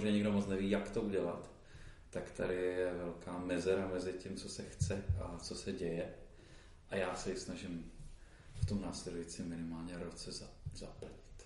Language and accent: Czech; Olomouc, Olomouc Region, Czechia; primárně jsem Olomoučák